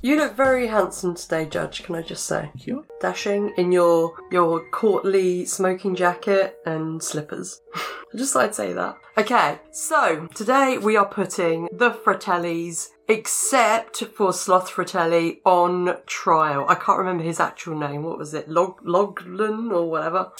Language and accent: English; England, United Kingdom; I'm I'm English